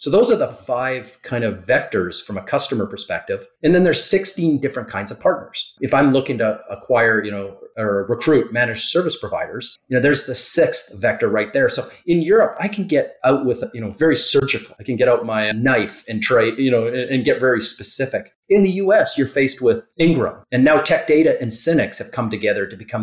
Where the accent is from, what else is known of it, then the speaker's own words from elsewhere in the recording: Canada; now in Florida, United States; I'm Canadian